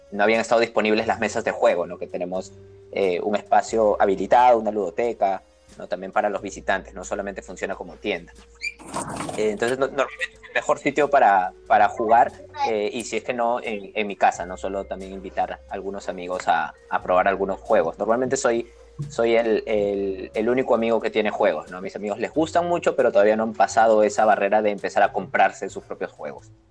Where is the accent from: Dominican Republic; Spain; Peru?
Peru; yo soy de Perú, yo vivo en Lima